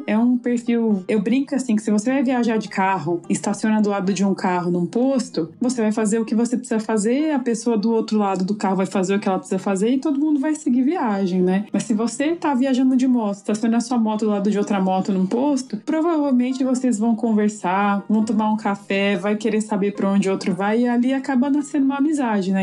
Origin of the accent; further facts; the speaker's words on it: Cosmópolis, São Paulo, Brazil; now in Brasília, Brazil; eu nasci em Cosmópolis, no interior de São Paulo, e atualmente moro em Brasília